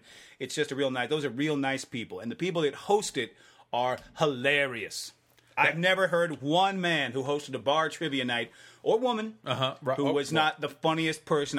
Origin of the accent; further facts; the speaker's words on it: Tennessee, United States; We're both from the same state. He's from Georgia. I'm from Tennessee.